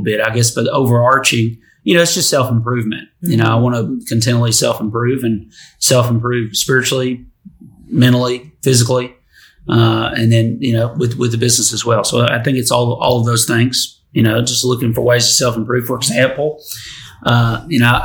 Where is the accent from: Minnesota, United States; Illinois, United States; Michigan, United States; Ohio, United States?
Michigan, United States; Detroit; now in Tennessee, United States; I'm from Detroit